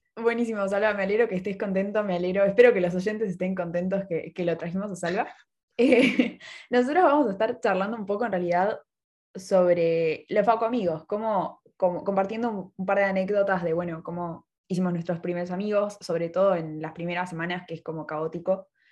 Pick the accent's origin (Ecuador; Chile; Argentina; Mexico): Argentina; Buenos Aires; yo soy porteña